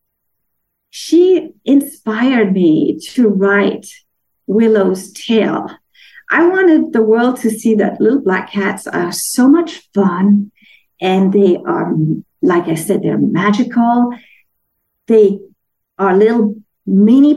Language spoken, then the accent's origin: English; Denmark; moved away; I'm from Denmark